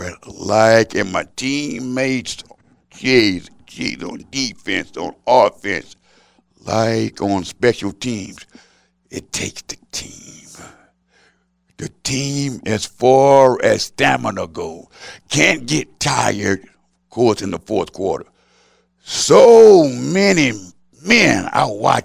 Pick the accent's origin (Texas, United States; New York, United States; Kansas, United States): Texas, United States; Houston; I'm a Texan